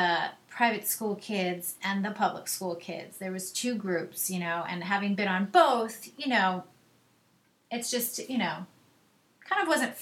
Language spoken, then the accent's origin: English; Long Island, New York, United States; moved away as an adult; also born or lived in Manhattan / Atlanta; now in New Jersey, United States; I grew up in Long Island.